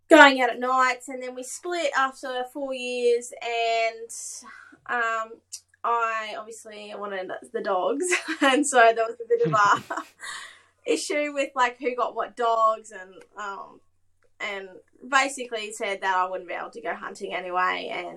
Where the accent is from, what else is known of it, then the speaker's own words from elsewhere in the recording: Goondiwindi, Queensland, Australia; also born or lived in Charleville; originally from Gundawindi or Inglewood area, Gundawindi, no one knows Inglewood, so I just say Gundy.